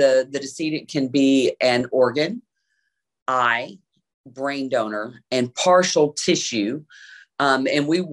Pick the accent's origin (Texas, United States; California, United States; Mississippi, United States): Mississippi, United States; now in Memphis, United States; I was born and raised in Mississippi, but yes, been in Memphis most of my life.